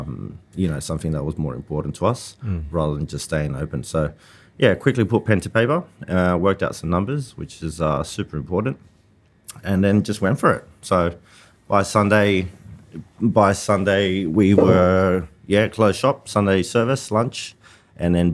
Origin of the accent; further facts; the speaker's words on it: Australia; also born or lived in Sydney, Australia; now in Burleigh Heads, Australia; being Aussie